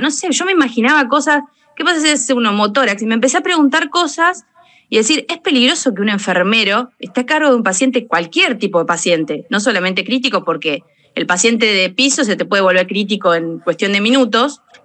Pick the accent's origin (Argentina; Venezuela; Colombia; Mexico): Argentina; Macachín, La Pampa; moved away; also born or lived in Anchorena; yo soy de La Pampa, de Macachín